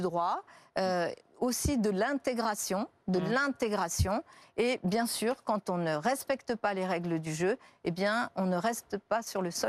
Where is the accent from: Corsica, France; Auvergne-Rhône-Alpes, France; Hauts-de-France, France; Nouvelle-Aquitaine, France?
Auvergne-Rhône-Alpes, France; Lyon; j'ai grandi à la Duchère. Euh, et je sais que là, c'est un quartier de Lyon